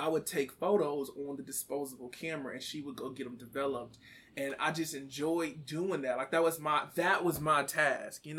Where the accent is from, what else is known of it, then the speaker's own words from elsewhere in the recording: Kansas City, Missouri, United States; also born or lived in Florida; I'm born and raised in Kansas City. Grew up out in South Kansas City